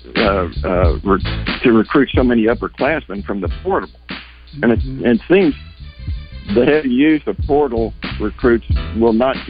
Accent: Little Rock, Arkansas, United States; also born or lived in Fayetteville, Arkansas; I grew up in Little Rock and lived 25 years in Fayetteville

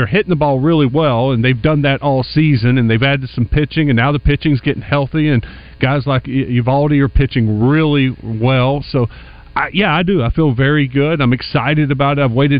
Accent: East Texas, United States; I grew up in East Texas

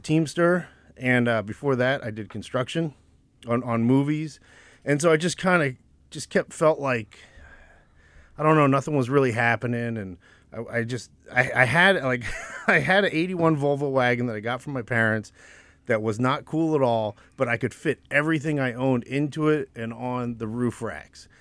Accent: New Jersey, United States; also born or lived in Winston-Salem, North Carolina / Jacksonville, Florida / Scotland; we moved up to South Jersey, so my sister and I could go to good public school

